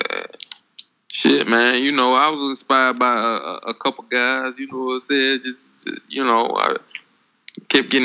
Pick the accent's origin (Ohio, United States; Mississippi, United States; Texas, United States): Mississippi, United States; Clarksdale; now in Atlanta, United States; I'm from Clarksdale, Mississippi, man. But now here in Atlanta